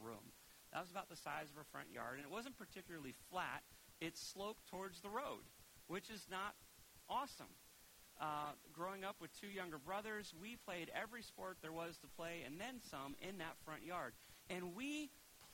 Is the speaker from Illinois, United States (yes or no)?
no; Preston, Connecticut, United States; I loved growing up in Preston